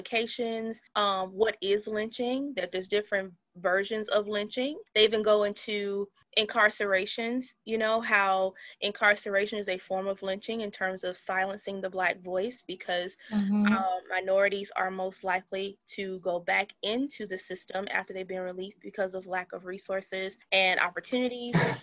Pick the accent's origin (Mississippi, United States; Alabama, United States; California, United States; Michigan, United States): Alabama, United States; Brookside; Brookside is my hometown